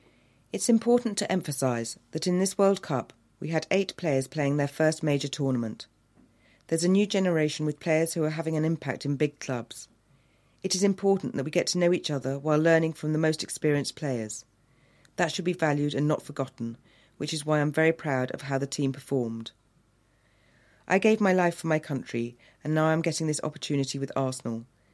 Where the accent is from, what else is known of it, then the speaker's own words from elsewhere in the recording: Fray Bentos, Río Negro, Uruguay; now in London, United Kingdom; saw Fray Bentos tinned meat. Can you imagine that? My hometown's name in a British supermarket, 7,000 miles away.